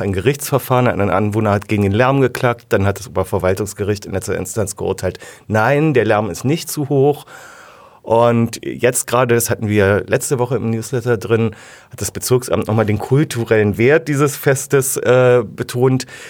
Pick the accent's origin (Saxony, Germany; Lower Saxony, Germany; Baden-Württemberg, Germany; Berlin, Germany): Berlin, Germany; also born or lived in Wilmersdorf, Berlin; also ich komme ja ursprünglich aus Zehlendorf